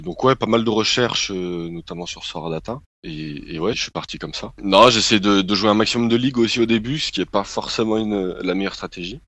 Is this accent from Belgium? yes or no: no; Grenoble, Auvergne-Rhône-Alpes, France; moved away as an adult; now in Paris, France; je suis grenoblois à la base mais j'ai immigré à Paris assez récemment